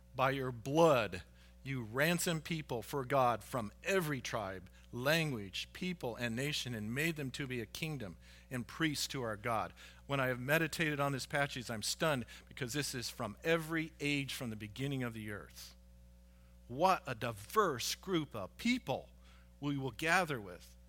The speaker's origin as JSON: {"language": "English", "country": "United States", "said": "here as American citizens because we are all Americans"}